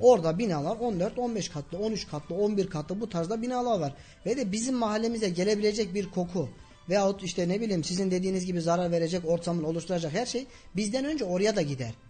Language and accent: Turkish; Kayseri Province, Turkey; also born or lived in Karayazı, Erzurum; 11.08.1987 Erzurum Karayazı doğumluyum. Bir yaşındayken Erzurum'a e, oradaki geçim sıkıntılarından dolayı Kayseri'ye geçtik. 90 ee, şey özür dilerim 88'den beri Kayseri'deyiz.